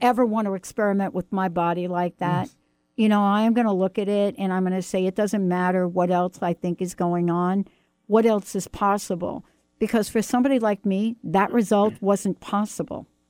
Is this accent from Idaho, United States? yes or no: no; New York, United States; I'm from New York